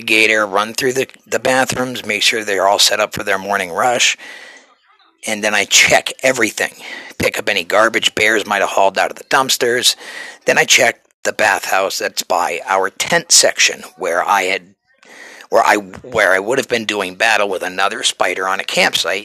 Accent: New Hampshire, United States; moved away; You can take the boy out of New Hampshire, but you cannot take the New Hampshire out of the boy

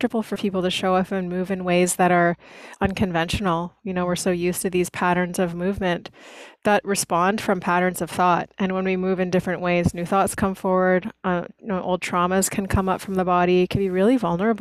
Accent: Lockport, Manitoba, Canada; moved away as an adult; also born or lived in Tofino, British Columbia; now in Cowichan Valley, Canada; I grew up in Manitoba

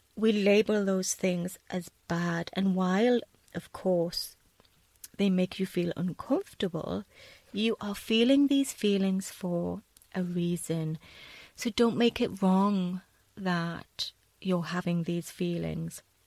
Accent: United Kingdom; also born or lived in south of Spain; now in Spain; being British

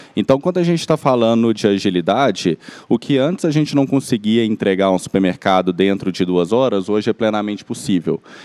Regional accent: Belo Horizonte, Minas Gerais, Brazil; accent: mineiro; moved away as an adult; now in São Paulo, Brazil; vocês já devem ter reparado também pelo meu, pelo meu sotaque, eu sou, sou mineiro, sou de BH

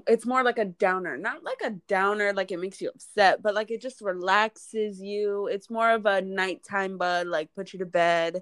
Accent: New York City, New York, United States; I'm from the Bronx

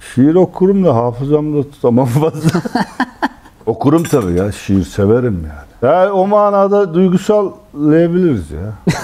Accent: Istanbul, Turkey; ben Fatih çocuğum

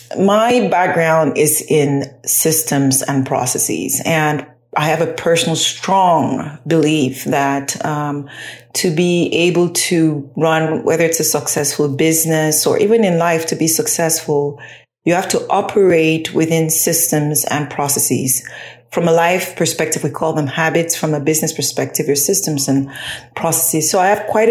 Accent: Cameroon; now in United States; I'm originally from Cameroon in West Africa, but I'm based in the United States right now.

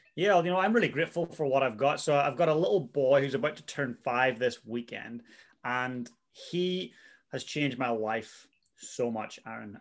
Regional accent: Northern Ireland, United Kingdom; moved away as an adult; also born or lived in Vancouver, Canada / Christchurch, New Zealand; now in New Zealand; I'm from Northern Ireland originally

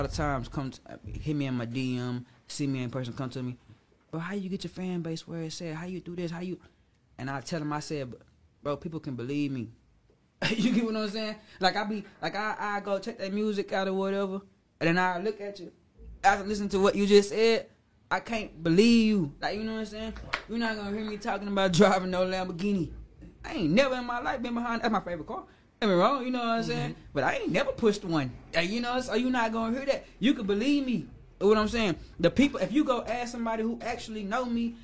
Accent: Dallas, Texas, United States; I'm from Pleasant Grove

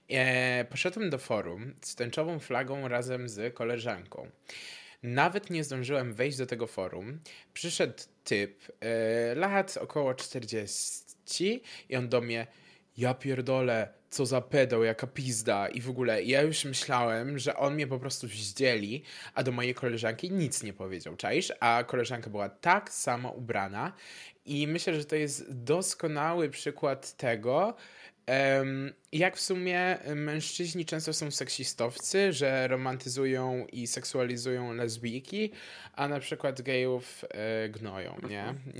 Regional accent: Poland; now in Gdańsk, Poland; W sensie ja też y, w ogóle pochodzę z małej wioski. Ja się przeprowadziłem teraz w kwietniu do Gdańska

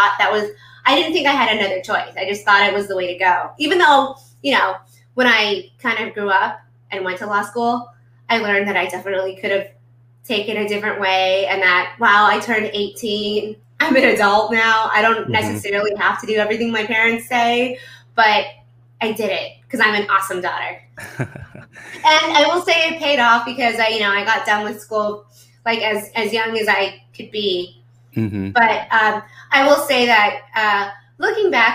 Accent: Irvine, California, United States; I grew up in Irvine. I went to elementary, middle, and high school here.

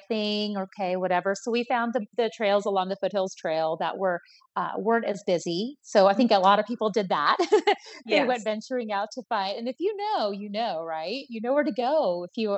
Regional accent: Colorado, United States; I was born in Colorado

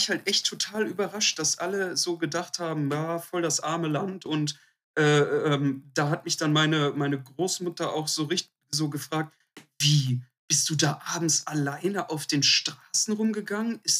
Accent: Duisburg, North Rhine-Westphalia, Germany

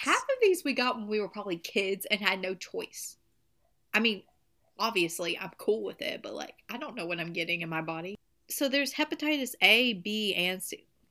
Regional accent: the South, Southern United States, United States; accent: country, Southern; My country accent coming out. I can't help it. I'm a Southern queen.

